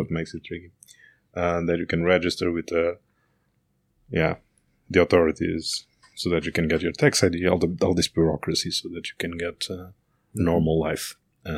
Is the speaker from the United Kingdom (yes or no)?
no; Portugal; moved away as an adult; also born or lived in Berlin